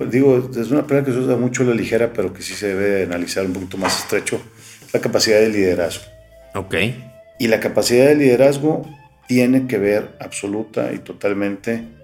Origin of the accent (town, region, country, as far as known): Mexico